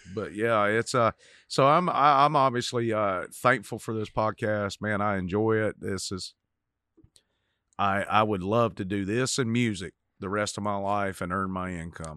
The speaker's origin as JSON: {"language": "English", "town": "Cochran", "region": "Georgia", "country": "United States", "tie": "born or raised there", "said": "I grew up in Cochran, Georgia"}